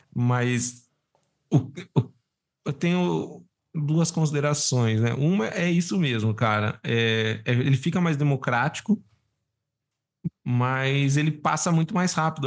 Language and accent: Portuguese; Brazil; como sendo brasileiro de um país de terceiro